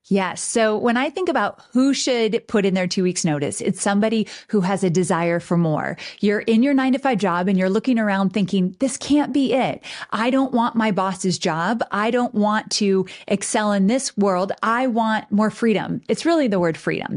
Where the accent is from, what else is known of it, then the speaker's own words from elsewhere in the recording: Southern California, United States; moved away as an adult; now in Nashville, United States; I was born and raised in Southern California